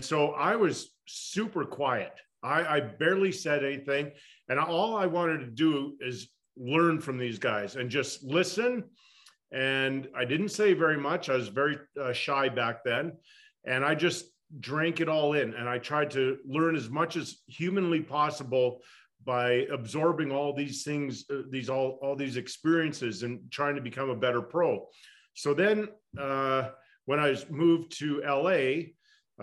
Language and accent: English; Edmonton, Alberta, Canada; also born or lived in California; now in Calgary, Canada; I was born in Edmonton. I live in Calgary.